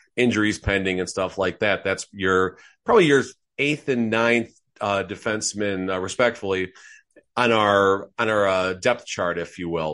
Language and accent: English; outside of Chicago, Illinois, United States; growing up outside of Chicago